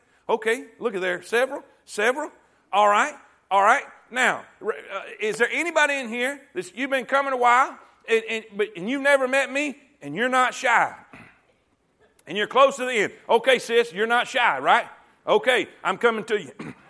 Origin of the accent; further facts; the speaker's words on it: Fort Pierce, Florida, United States; now in Coleman, United States; grew up in Fort Pierce, and it was right on the beach